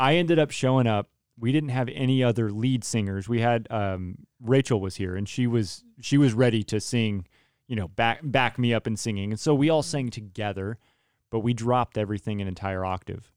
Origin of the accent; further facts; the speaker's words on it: Turlock, California, United States; I grew up with in Turlock